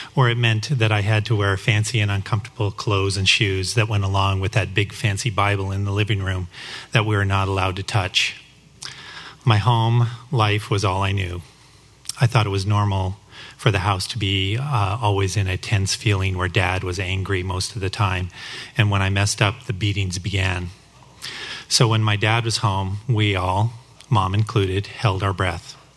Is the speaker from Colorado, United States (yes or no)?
yes; Denver, Colorado, United States; I grew up in the Denver, Colorado area